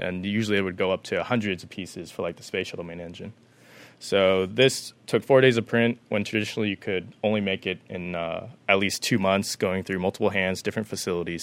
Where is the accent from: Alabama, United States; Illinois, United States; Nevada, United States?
Nevada, United States; Las Vegas; moved away as an adult; now in San Diego, United States; I was born and raised in Las Vegas, Nevada